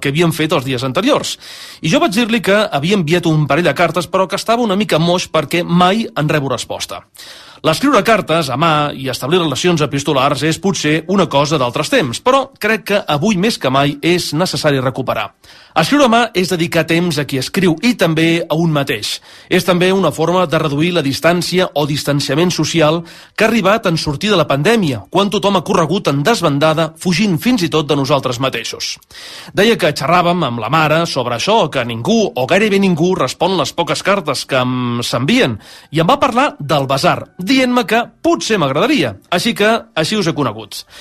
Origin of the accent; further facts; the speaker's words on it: Sabadell, Catalonia, Spain; Els, els que som de Sabadell